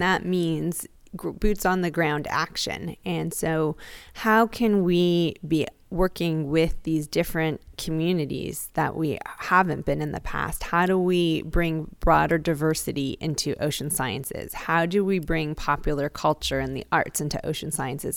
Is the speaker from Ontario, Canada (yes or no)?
yes; Toronto, Ontario, Canada; moved away as an adult; now in Hawaii, United States; I'm actually from Toronto, Canada, but have been in Hawaii almost twenty years now